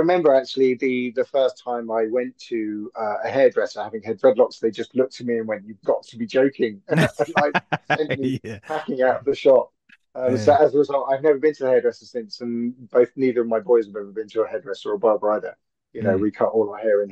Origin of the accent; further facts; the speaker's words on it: London, United Kingdom; I'm born and bred in Hackney. So I'm proper EastEnders.